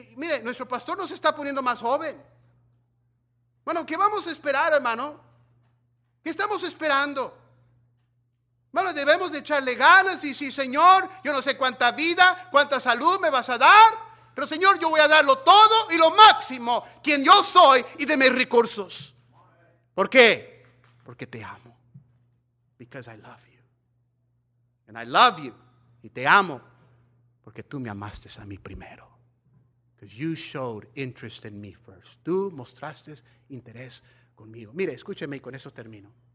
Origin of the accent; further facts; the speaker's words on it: Mexico; nosotros mexicanos